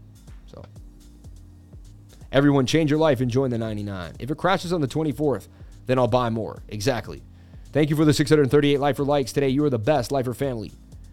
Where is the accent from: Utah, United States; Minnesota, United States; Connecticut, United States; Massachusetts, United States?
Massachusetts, United States; born there; I was born in Mass.